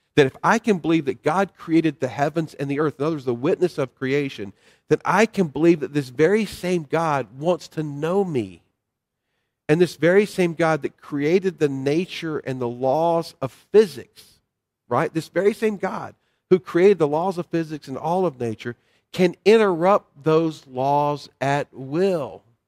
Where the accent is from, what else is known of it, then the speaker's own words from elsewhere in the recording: North Carolina, United States; the little church I grew up in in North Carolina